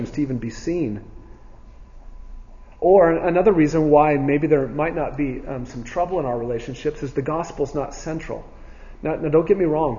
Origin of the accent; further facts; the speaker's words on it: United States; American Christians